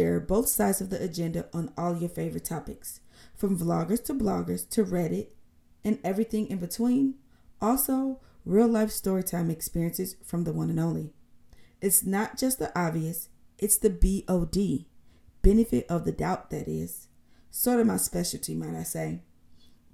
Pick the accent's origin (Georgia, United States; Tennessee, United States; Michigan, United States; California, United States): Michigan, United States; Benton Harbor; also born or lived in Chicago, Illinois / Kalamazoo, Michigan; I was raised in Benton Harbor, Michigan.